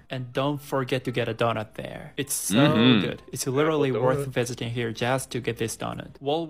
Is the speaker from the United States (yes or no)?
no; Japan; I'm from Japan